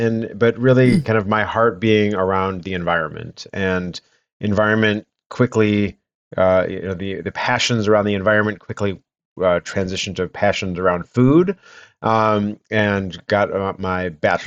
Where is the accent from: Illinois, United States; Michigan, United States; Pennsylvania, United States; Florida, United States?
Michigan, United States; Detroit; So I grew up in Metro Detroit, not really involved in agriculture